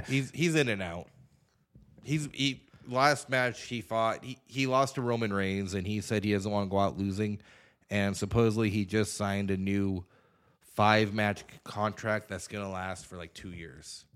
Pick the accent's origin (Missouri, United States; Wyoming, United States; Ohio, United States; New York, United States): Wyoming, United States; Douglas; I'm from Douglas